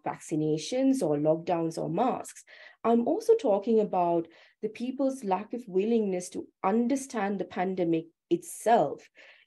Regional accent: Sri Lanka; now in Australia; I'm originally from Sri Lanka, so I haven't gone through this school system

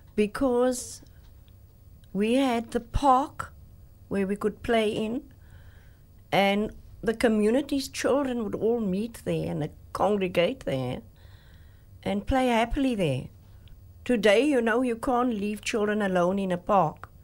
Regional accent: Cape Town, Western Cape, South Africa; growing up in District Six as a, as a child

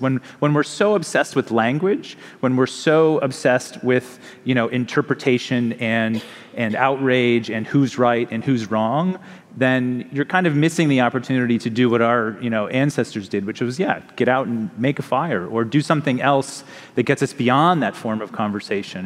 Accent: United States; which I think a lot about as an American

